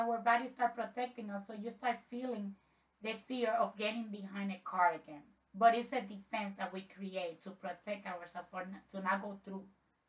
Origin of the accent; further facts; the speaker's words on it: Dominican Republic; I'm from Dominican Republic.